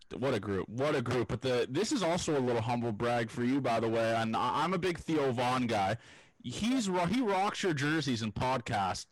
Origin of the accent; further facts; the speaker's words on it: Toronto, Ontario, Canada; I'm from Toronto